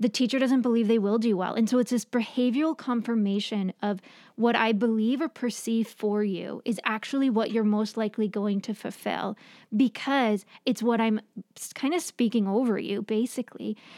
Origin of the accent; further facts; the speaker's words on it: New York, United States; moved away; I grew up in New York, and so we had ocean, not lake